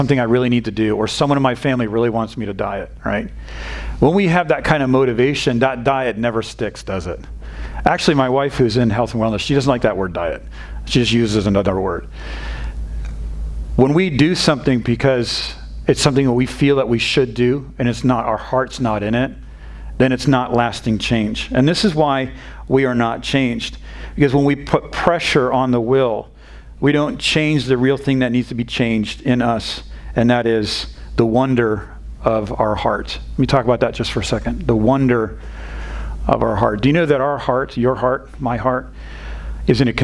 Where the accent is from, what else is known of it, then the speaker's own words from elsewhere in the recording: New England, United States; now in Texas, United States; I'm not from this area of Texas. I'm not from the South. And we grew up in a very stoic part of New England.